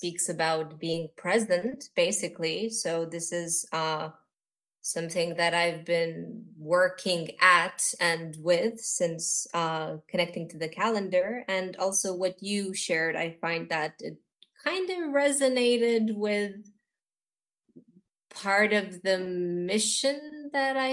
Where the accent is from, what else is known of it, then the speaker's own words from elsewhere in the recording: Bucharest, Romania; I am from Romania. I'm actually born here, so I'm Romanian. This is my heritage